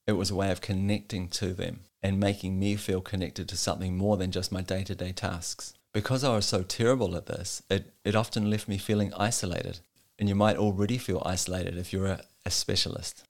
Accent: New Zealand; moved away as an adult; now in Denmark; born and raised in New Zealand, and I've been living in Denmark for the last twelve years

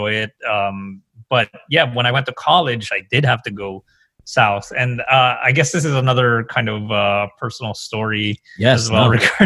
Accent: Quezon City, Metro Manila, Philippines; now in United States; I grew up basically in Quezon City, which is also pretty central.

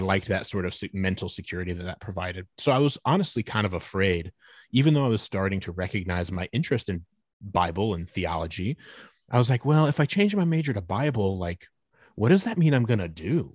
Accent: Fort Wayne, Indiana, United States; moved away as an adult; now in Nashville, United States; We're originally from Northeast Indiana, uh, so we're both from the city of Fort Wayne, Indiana

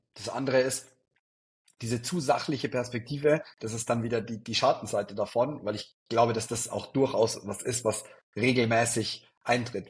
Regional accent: Neumarkt in der Oberpfalz, Bavaria, Germany; also born or lived in Innsbruck / Regensburg; bei uns in Neumarkt

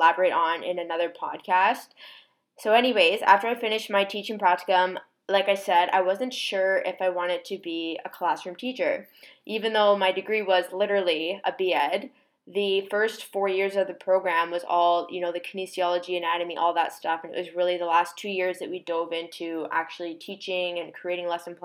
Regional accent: Victoria, British Columbia, Canada; moved away as an adult; now in Toronto, Canada; Originally, I'm from Victoria, BC

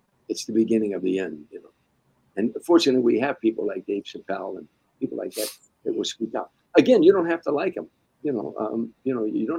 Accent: Harvey, Illinois, United States; now in California, United States; Harvey, Illinois, where I grew up at, my hometown in the south side of Chicago

